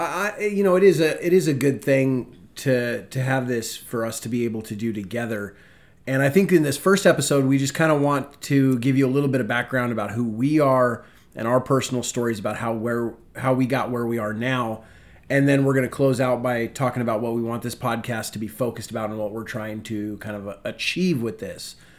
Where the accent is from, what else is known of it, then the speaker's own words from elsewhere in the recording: Spokane, Washington, United States; moved away as an adult; now in Virginia, United States; I'm originally from Washington State, the wonderful city of Spokane.